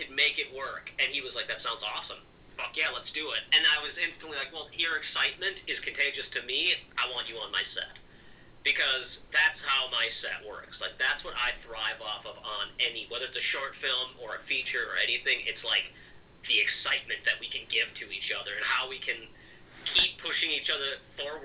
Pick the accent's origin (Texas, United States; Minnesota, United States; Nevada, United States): Minnesota, United States; I'm from Minnesota